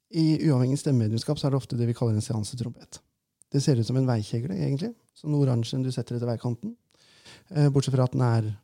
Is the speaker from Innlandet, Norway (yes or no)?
yes; Innlandet, Norway; accent: Valdres dialect; Eh, og for jeg er jo fra Valdres, ikke sant?